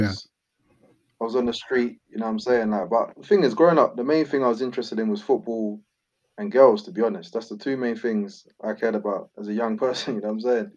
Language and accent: English; London, United Kingdom; also born or lived in Tulse Hill; I was born in Brixton, and then um, I lived in between Brixton and Tulse Hill, uh, my childhood